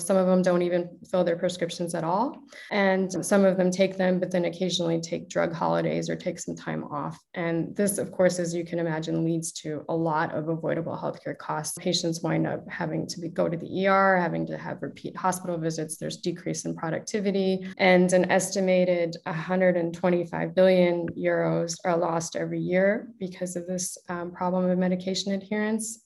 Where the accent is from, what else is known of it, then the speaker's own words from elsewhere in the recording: Chicago, Illinois, United States; moved away; also born or lived in Toronto; as you can probably tell from my accent, I'm originally from the US, from Chicago.